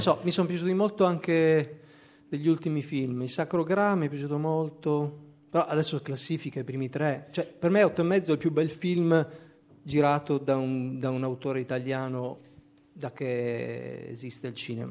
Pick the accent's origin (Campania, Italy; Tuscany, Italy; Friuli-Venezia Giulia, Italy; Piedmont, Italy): Friuli-Venezia Giulia, Italy; Trieste; moved away; also born or lived in Pordenone; nonostante il mio congruo numero di anni trascorsi a Pordenone, non sono di Pordenone, ma sono di Trieste